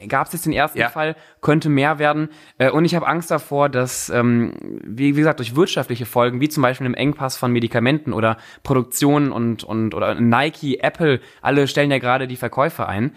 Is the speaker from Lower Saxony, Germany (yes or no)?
no; Cologne, North Rhine-Westphalia, Germany; ich komme ja aus Köln